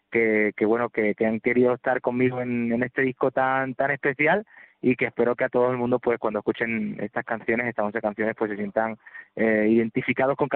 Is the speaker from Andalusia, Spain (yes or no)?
yes; Córdoba, Andalusia, Spain; La verdad que estoy muy contento del recibimiento de, mi tierra, de mi gente. Eh, de aquí le mando un abrazo y un beso enorme a todas las personas que estuvieron conmigo, a toda Córdoba.